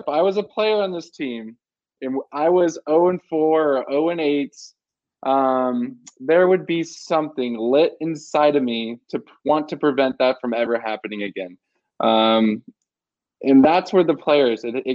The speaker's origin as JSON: {"language": "English", "region": "Southern California", "country": "United States", "also_born_or_lived": "Tucson, Arizona", "moved": "as an adult", "said": "I'm from Southern California"}